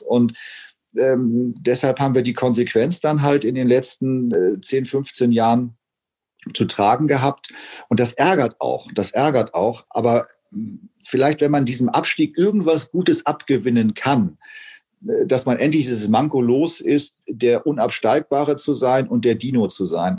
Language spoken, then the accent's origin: German; Hamburg, Germany; Ich bin in Poppenbüttel zur Schule gegangen